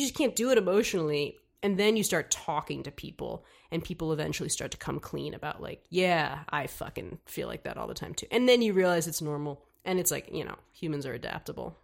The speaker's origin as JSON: {"language": "English", "town": "New York City", "region": "New York", "country": "United States", "tie": "born or raised there", "said": "I'm from here, from New York"}